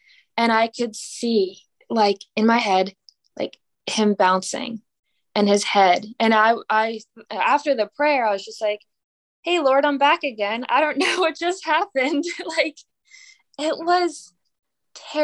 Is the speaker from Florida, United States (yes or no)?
no; Pennsylvania, United States; now in Mississippi, United States; I'm from Pennsylvania.